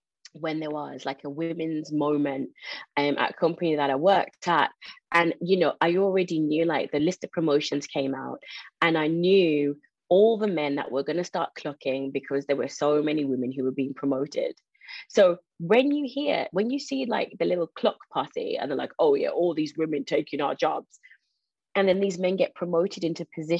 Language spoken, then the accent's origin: English; Birmingham, West Midlands, United Kingdom; I was born in Birmingham, brought up there, but it's also the largest Jamaican community